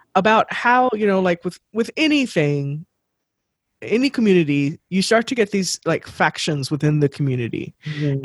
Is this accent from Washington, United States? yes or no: no; Texas, United States; we're from Texas